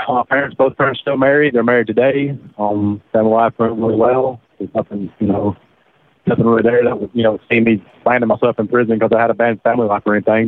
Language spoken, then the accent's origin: English; Alabama, United States; born or raised there